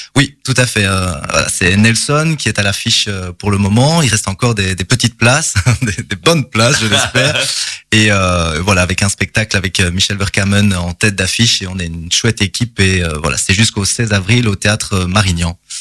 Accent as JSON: {"language": "French", "town": "Charleroi", "region": "Wallonia", "country": "Belgium", "tie": "born or raised there", "also_born_or_lived": "Courcelles", "said": "je suis originaire ici de la région de Charleroi. Euh, J'ai grandi à Lodelinsart"}